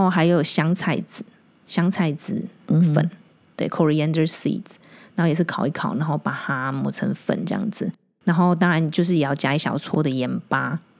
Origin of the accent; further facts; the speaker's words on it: Taiwan; 我们台湾人的 对 脑袋里面是没有存在的。